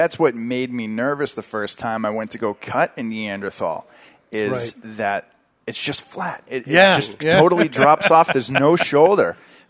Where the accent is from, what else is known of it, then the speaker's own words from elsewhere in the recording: New England, United States; we are from New England. We're broadcasting from New Hampshire.